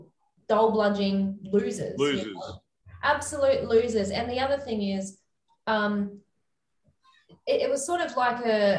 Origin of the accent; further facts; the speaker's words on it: Central Coast, New South Wales, Australia; I grew up on the Central Coast, as did Cam